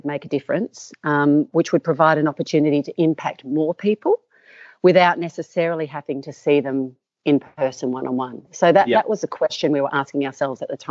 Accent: Perth, Western Australia, Australia; I'm from Perth. So I was born in Perth, Western Australia

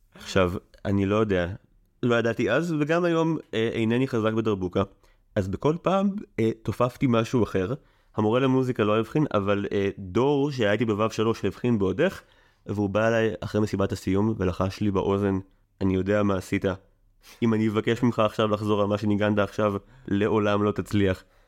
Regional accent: Israel; אני במקור קיבוצניק

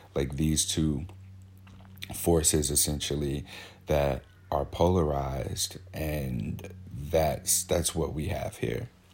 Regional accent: St. Louis, Missouri, United States; now in Portland, United States; I'm, I'm from Saint Louis, Missouri. I live in Portland, Oregon now. But back home, I was friends with, um, I grew up with, played football

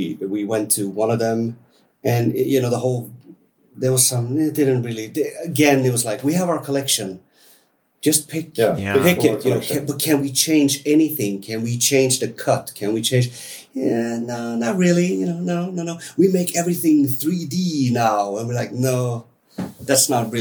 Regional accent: Sweden; We're two guys from Sweden

